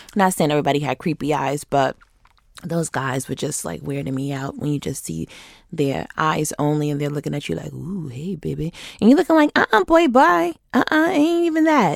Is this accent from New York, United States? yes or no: yes; Rochester, New York, United States; now in Atlanta, United States; my hometown of Rochester, New York